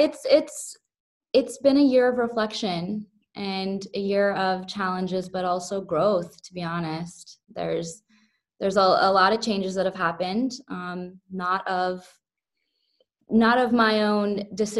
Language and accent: English; Topeka, Kansas, United States; now in Brooklyn, United States; I was born and raised in Topeka, Kansas